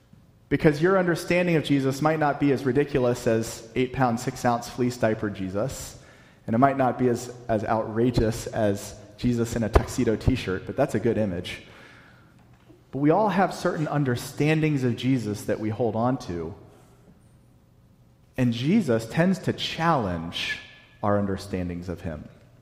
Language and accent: English; the South, United States; And I'm from the South, so I can make fun of Southerners.